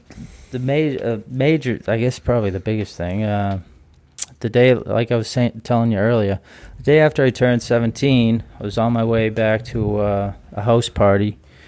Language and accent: English; Duxbury, Massachusetts, United States; Duxbury, South Shore.